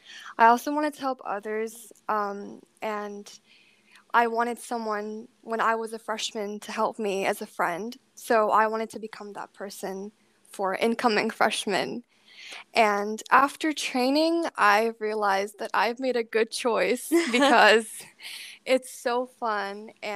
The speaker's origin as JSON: {"language": "English", "country": "India", "said": "I'm from India, and I'm a junior."}